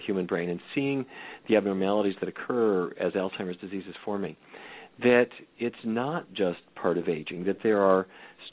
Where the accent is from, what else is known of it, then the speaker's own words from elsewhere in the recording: Fargo, North Dakota, United States; growing up in Fargo, North Dakota, as I did